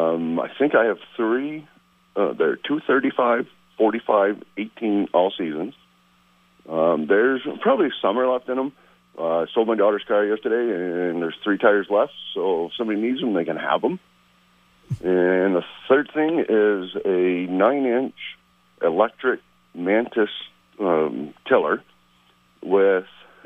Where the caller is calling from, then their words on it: St. Albans, Vermont, United States; …, calling from St. Albans.